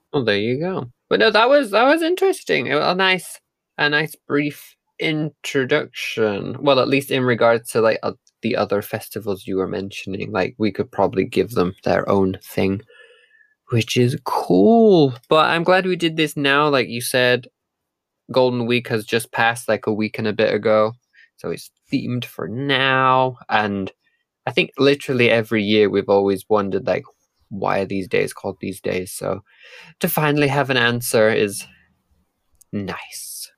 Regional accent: United Kingdom; moved away; also born or lived in Japan

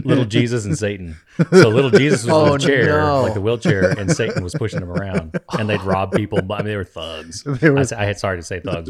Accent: Costa Rica; as a kid growing up in Costa Rica, you wouldn't even know what, and not even knowing who … is.

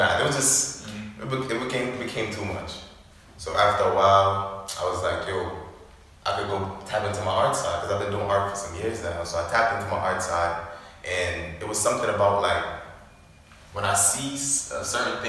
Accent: Jamaica; moved away; also born or lived in Canarsie, Brooklyn; I was raised in Jamaica

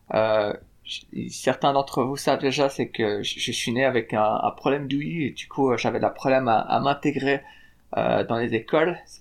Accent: Fribourg, Switzerland; moved away as an adult; now in Salt Lake City, United States; je suis né à Fribourg en Suisse, par une maman néerlandaise et un papa suisse

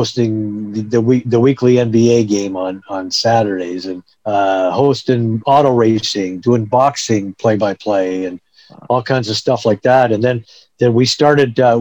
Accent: Edmonton, Alberta, Canada; moved away as an adult; also born or lived in Lethbridge / Toronto; I was born and raised in Edmonton

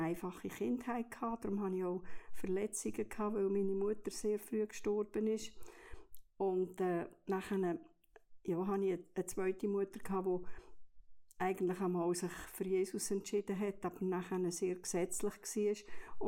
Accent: Olten, Solothurn, Switzerland; moved away as an adult; also born or lived in French-speaking Switzerland / England / Bern / Basel; ich bin aufgewachsen in Olten

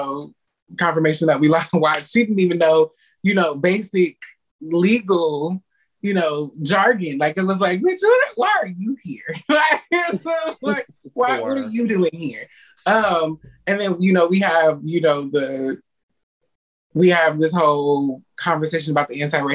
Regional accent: Detroit, Michigan, United States; now in Florida, United States; I'm originally from Detroit, Michigan.

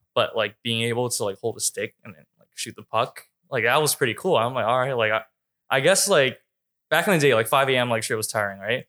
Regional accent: Vancouver, British Columbia, Canada; moved away as an adult; also born or lived in Hong Kong / Jacksonville, United States; now in Los Angeles, United States; I've lived in Vancouver from since I was ten years old to eighteen

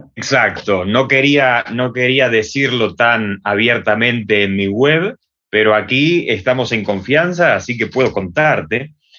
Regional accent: Buenos Aires, Argentina; accent: Argentine; moved away as an adult; now in Valencia, Spain; mi acento es argentino, así que para las personas que estén escuchando van a notar una diferencia entre el acento español de aquí de España y el acento argentino eh, de Buenos Aires, de donde he nacido yo

